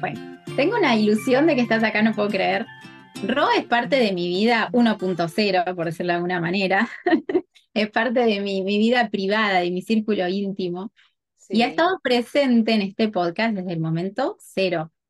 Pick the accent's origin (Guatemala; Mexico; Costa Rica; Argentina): Argentina; moved away as an adult; now in Miami, United States; somos las dos argentinas